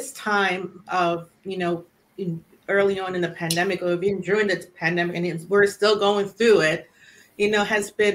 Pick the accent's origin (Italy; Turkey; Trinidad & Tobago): Trinidad & Tobago; now in United States; I grew up in the Caribbean. You know, I'm Trinidadian, born and raised